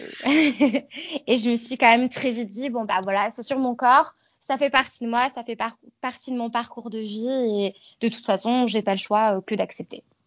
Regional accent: Savoie and Haute-Savoie, Auvergne-Rhône-Alpes, France; moved away as an adult; now in Queenstown, New Zealand; je suis originaire de la région Rhône-Alpes, donc j'ai grandi en Savoie et mhm. en Haute-Savoie

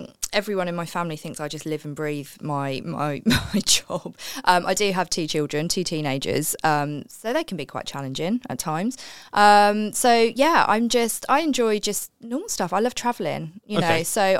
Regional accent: New Jersey, United States; born there; I was born in New Jersey, just outside New York.

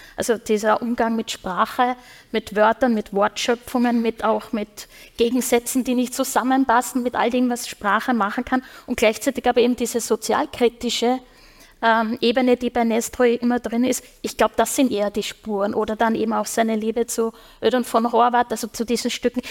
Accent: Upper Austria, Austria; now in Vienna, Austria; ich komme ja aus Oberösterreich gebürtig

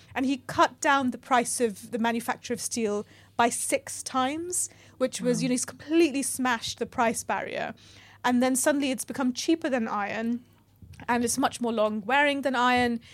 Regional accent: New York, United States; I grew up in New York, and, uh, it was the eighties

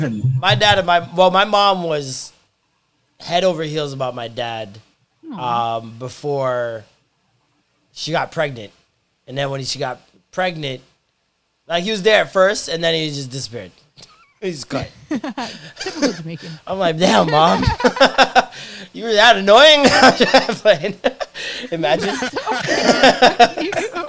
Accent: Toronto, Ontario, Canada; I was born in St. Michael's.

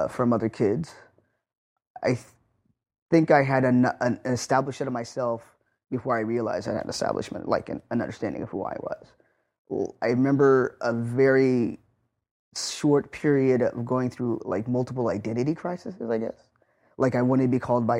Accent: North Highlands, California, United States; I grew up in North Highlands, which is probably about 10 miles away from where we are right now

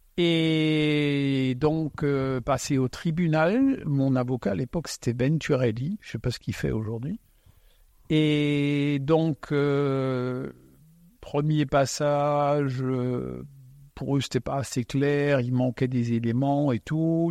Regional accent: Alsace, Grand Est, France; first language Alsatian; French is a second language; je suis né donc euh, en Alsace. Euh, quand je suis arrivé, ma langue maternelle c'est l'alsacien

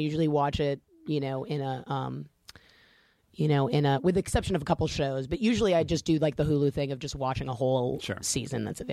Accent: University Park, Maryland, United States; I grew up in Maryland, in a suburb of essentially a suburb of D.C. Called University Park

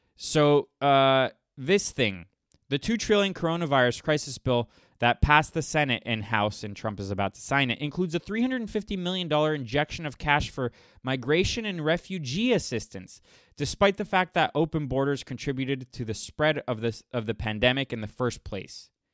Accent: United States; I'm an American first nationalist

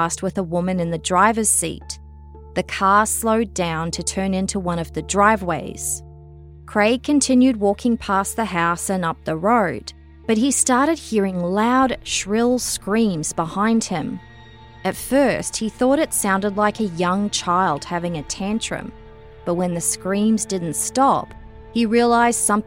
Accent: Australia; moved away; I'm obviously originally from Australia

